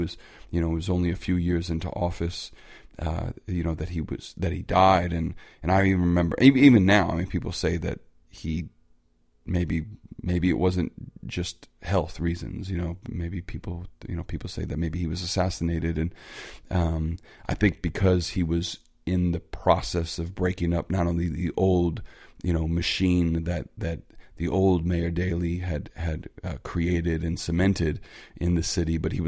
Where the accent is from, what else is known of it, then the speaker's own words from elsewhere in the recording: Chicago, Illinois, United States; being a Chicagoan